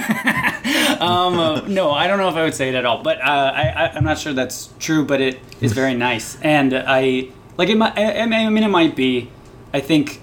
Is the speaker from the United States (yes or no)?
yes; New York City, New York, United States; moved away; People don't think that I'm from New York, but I am.